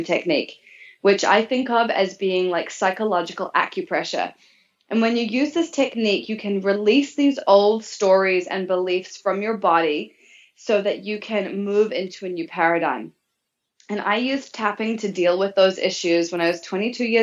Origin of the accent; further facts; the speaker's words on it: New Zealand; moved away as an adult; So I was growing up in New Zealand as a teenager and into my early 20s, actually.